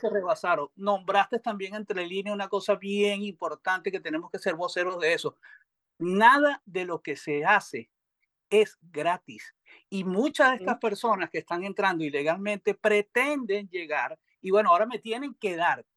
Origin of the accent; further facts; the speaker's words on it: Venezuela; now in Texas, United States; como venezolano